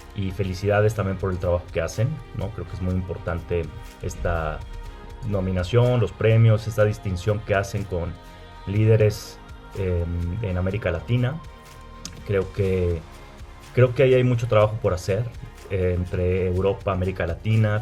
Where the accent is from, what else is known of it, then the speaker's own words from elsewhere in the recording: Monterrey, Nuevo León, Mexico; soy de un estado del norte de la República Mexicana, que es eh, Nuevo León, soy de Monterrey.